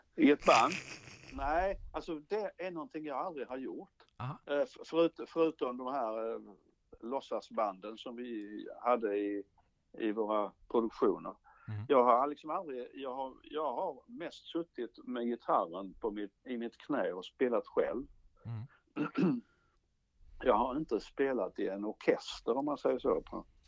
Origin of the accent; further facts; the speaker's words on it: Ronneby, Blekinge, Sweden; jag är ju från Blekinge